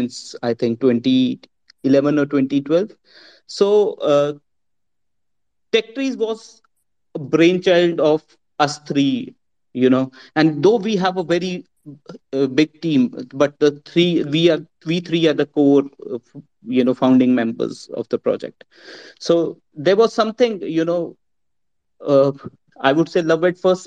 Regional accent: India; I'm from India

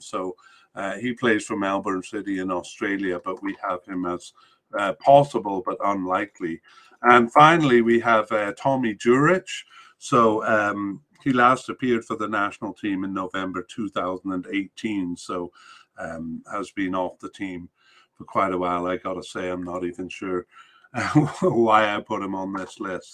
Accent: Canada; as a Canadian

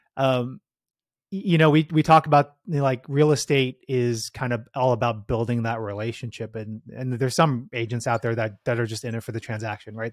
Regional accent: San Jose, California, United States; I grew up in the Bay Area, spent most of my life here in the Bay in San Jose

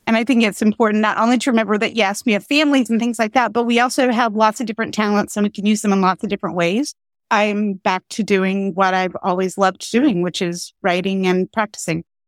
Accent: North Carolina, United States; moved away as an adult; also born or lived in Pennsylvania / Philadelphia / Southern New Jersey; I'm from North Carolina.

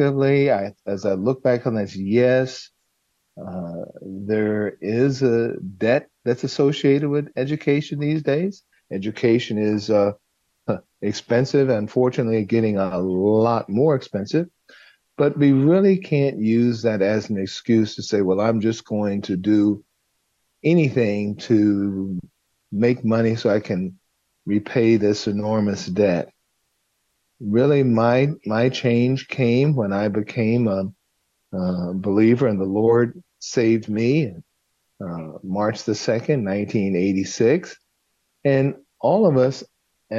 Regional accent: Los Angeles, California, United States; I was raised in South Central Los Angeles

